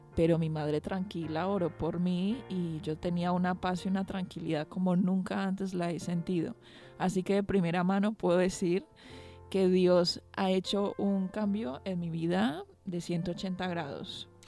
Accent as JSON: {"language": "Spanish", "country": "Colombia", "also_born_or_lived": "Argentina / Valencia, Spain", "moved": "as an adult", "lives_now": "Bilbao, Spain", "said": "vengo de Colombia"}